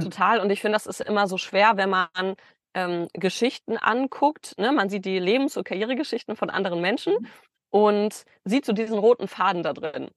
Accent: Bielefeld, North Rhine-Westphalia, Germany; moved away as an adult; also born or lived in Stuttgart; Ich komme aus Bielefeld eigentlich

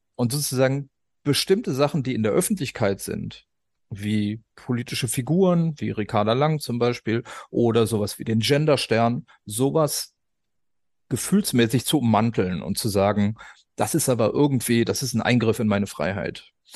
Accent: West Germany, Germany; in Westdeutschland, wo ich herkomme

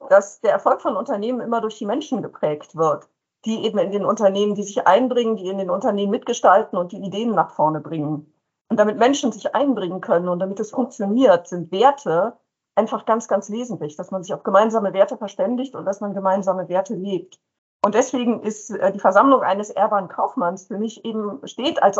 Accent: Brussels, Brussels-Capital Region, Belgium; Ja, ich bin geboren und aufgewachsen in Brüssel in Belgien. Mein Vater hat bei der EU gearbeitet

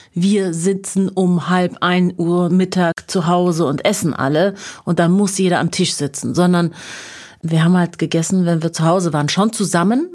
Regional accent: Munich, Bavaria, Germany; moved away as an adult; also born or lived in Tehran, Iran; ich bin in einem Haus in München aufgewachsen

